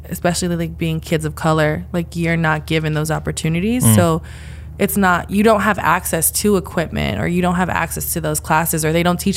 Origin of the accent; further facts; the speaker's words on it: New York City, New York, United States; born and raised in the Bronx, and I still live in the Bronx now